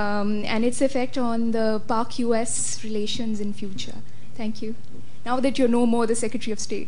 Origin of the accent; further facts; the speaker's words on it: Pakistan; now in London, United Kingdom; I'm a Pakistani student here at the LSE.